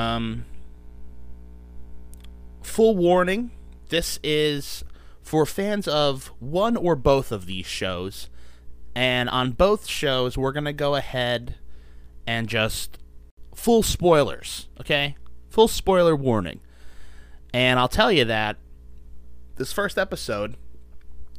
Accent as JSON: {"language": "English", "region": "New Jersey", "country": "United States", "also_born_or_lived": "Nashville", "said": "I'm 27, I'm from New Jersey, and I still live in New Jersey, although I have lived in Nashville for a little bit"}